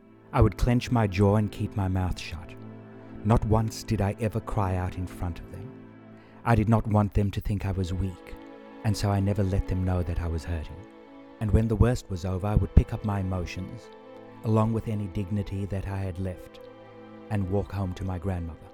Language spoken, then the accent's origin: English; South Africa; I was born in South Africa